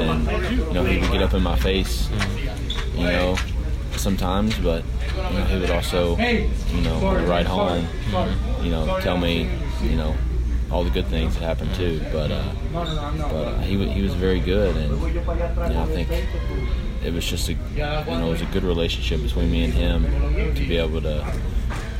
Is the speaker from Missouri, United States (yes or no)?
no; Frankfort, Kentucky, United States; I grew up in Frankfort, not that big of a town, back home